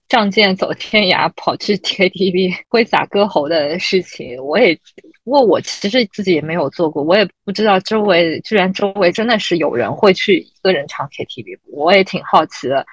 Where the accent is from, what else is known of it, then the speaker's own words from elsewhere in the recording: Shanghai, China; moved away as an adult; 我记得我三十岁生日的时候，当时因为也是不在上海，所以，但是为了生日请大家一起玩儿，所以就特地回到上海